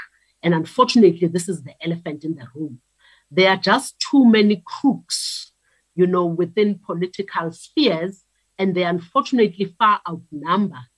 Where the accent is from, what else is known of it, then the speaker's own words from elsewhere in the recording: South Africa; as South African citizens